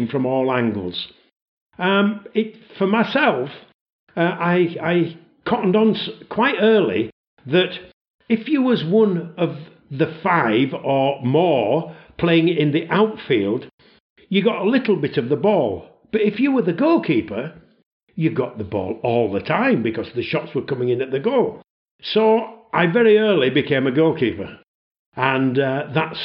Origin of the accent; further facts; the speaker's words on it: Leeds, Yorkshire and the Humber, United Kingdom; moved away as an adult; I originate from Yorkshire, just outside Leeds, and that's where I was born